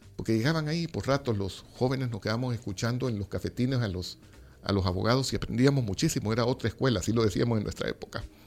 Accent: El Salvador; nosotros como salvadoreños

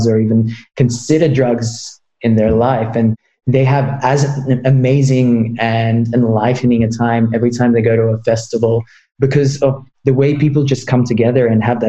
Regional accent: Australia; I grew up in Australia

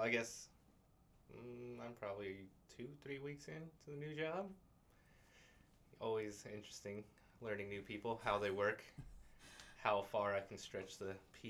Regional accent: San Diego, California, United States; I'm from California, southern part, San Diego

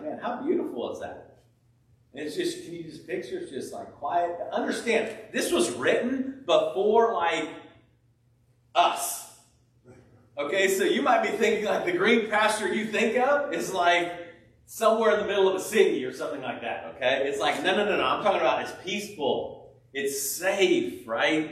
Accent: California, United States; moved away; I grew up in California

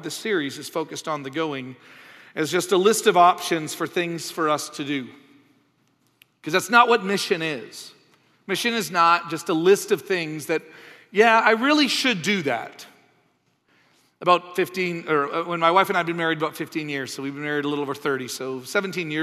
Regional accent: Canada; moved away; also born or lived in United States; I'm from Canada. I lived in the States for a while

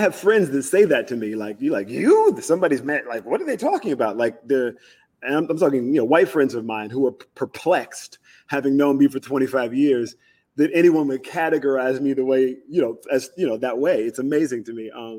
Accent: South Carolina, United States; also born or lived in Mobile, Alabama / Georgia / Florida; So I grew up in South Carolina, Georgia, and Florida.

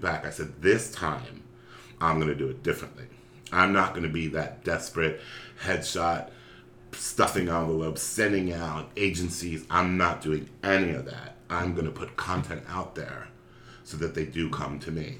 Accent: Philadelphia, Pennsylvania, United States; I grew up in Philadelphia, Pennsylvania

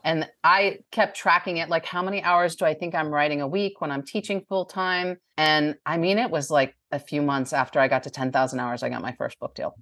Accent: New Jersey, United States; now in Bowling Green, Kentucky, United States; I grew up in New Jersey

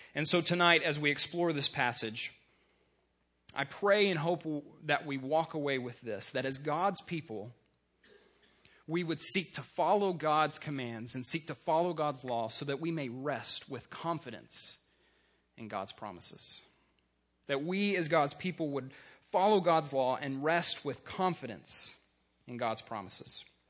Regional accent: Texas, United States; I grew up in Texas

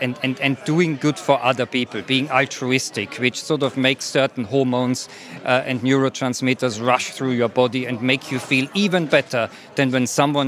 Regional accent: Sheffield, Yorkshire and the Humber, United Kingdom; I'm from Sheffield, actually, originally.

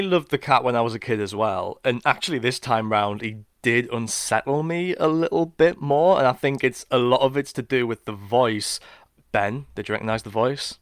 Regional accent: Sunderland, North East England, United Kingdom; inspired by the beaches of Whitburn and Seaburn, where I grew up.

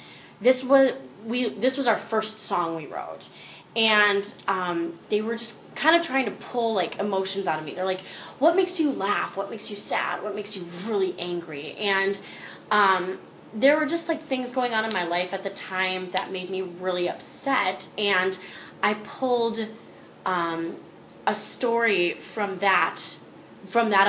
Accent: Minnesota, United States; moved away as an adult; now in Los Angeles, United States; I'm from Minnesota, and where I grew up wasn't exactly, like, small town, but it certainly wasn't LA or New York.

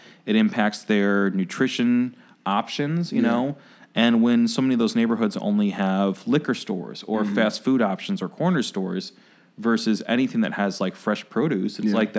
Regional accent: Oak Park, Illinois, United States; I grew up in Oak Park

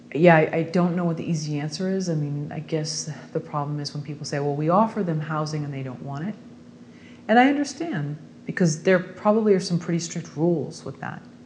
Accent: Bay Area, California, United States; now in Los Angeles, United States; I'm also from the Bay Area

